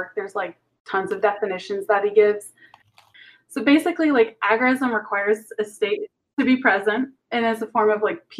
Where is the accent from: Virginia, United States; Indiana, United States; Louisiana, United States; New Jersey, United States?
Indiana, United States; I'm not from Ohio.